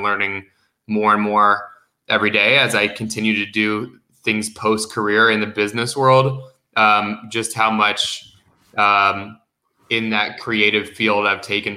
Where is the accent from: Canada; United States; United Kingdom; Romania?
United States; also born or lived in Los Angeles, California / Palm Springs, California / Scottsdale, Arizona; I spent about the first 10 years of my life in and out of LA, in Los Angeles and outside of it in Palm Springs, before moving over to Scottsdale, and then lived in Scottsdale for the next 15 years of my life